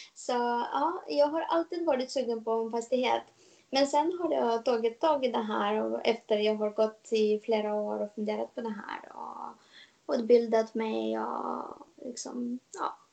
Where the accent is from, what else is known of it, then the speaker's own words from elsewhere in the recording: Moldova; Swedish is a second language; moved away as an adult; now in Stockholm, Sweden; jag kommer ursprungligen från Moldavien